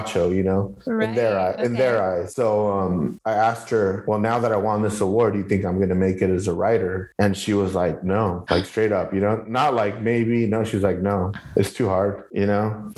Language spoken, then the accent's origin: English; Northern Orange County and Southeast LA, California, United States; also born or lived in Southeast Los Angeles, California; I grew up in Northern Orange County and then Southeast